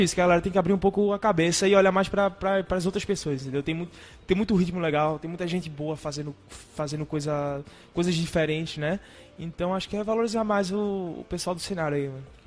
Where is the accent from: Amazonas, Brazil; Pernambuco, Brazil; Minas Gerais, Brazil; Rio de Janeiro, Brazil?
Pernambuco, Brazil; Recife; eu nasci né, em Recife moro em Recife